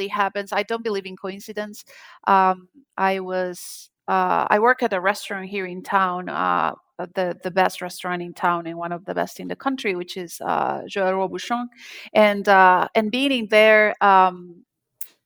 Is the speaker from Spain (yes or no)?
no; Colombia; moved away; I'm from Colombia and I'm from a small town